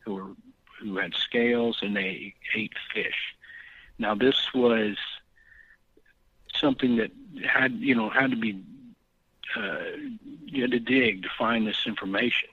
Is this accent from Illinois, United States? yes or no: no; Texas, United States; I'm from Texas